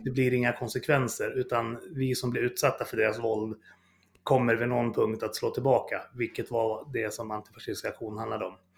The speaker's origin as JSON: {"language": "Swedish", "town": "Fagersta", "region": "Västmanland", "country": "Sweden", "said": "jag kommer från Fagersta från början som en liten bruksort"}